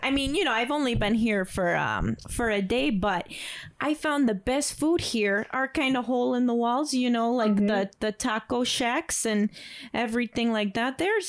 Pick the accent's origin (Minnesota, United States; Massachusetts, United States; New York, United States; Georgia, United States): Minnesota, United States; Ely; I'm from Ely, Minnesota. Oh. So, you know, it was a long ride here. I took the Greyhound.